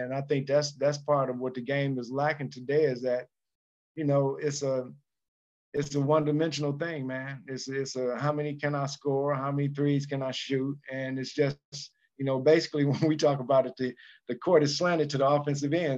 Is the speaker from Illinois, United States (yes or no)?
yes; Chicago, Illinois, United States; I'm from Chicago